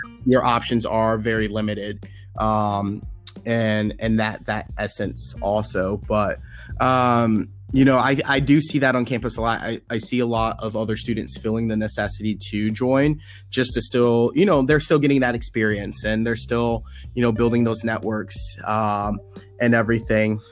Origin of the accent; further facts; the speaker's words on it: Washington, District of Columbia, United States; I grew up on Howard's campus.